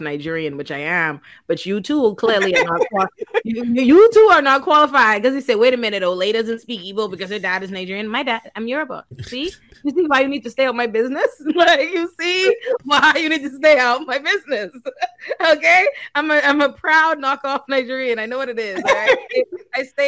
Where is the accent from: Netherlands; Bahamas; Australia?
Bahamas; My home country is the Bahamas